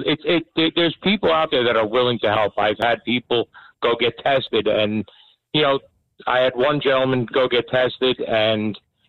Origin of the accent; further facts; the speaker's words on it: New Jersey, United States; We're from Bergen County.